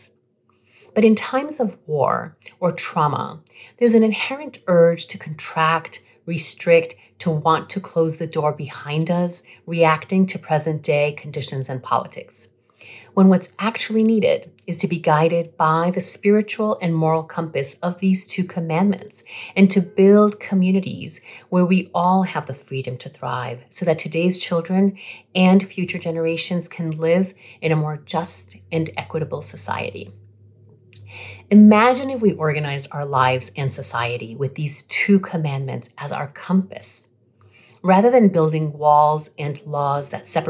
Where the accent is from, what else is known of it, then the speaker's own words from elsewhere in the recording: Rhode Island, United States; also born or lived in Colombia; I'm an immigrant from Colombia who came to the United States when I was 3 years old after my father was recruited to work in a textile factory in the state of Rhode Island